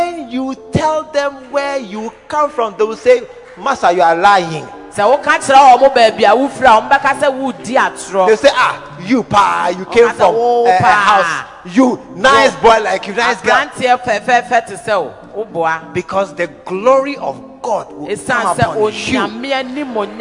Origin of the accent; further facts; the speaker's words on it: Accra, Greater Accra, Ghana; my father and my mother, that's where we are from